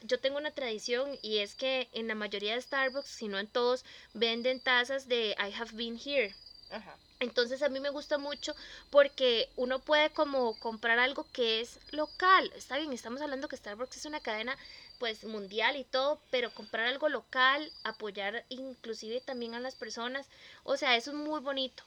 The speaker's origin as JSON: {"language": "Spanish", "country": "Costa Rica", "said": "como buenos costarricenses, ¿verdad? Que somos"}